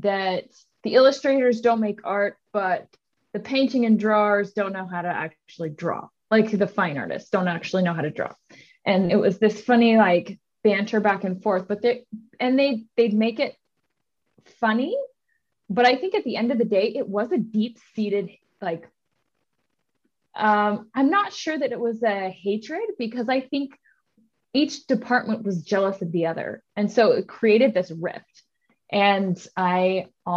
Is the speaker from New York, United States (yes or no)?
no; Utah, United States; I live in Utah, currently born and raised.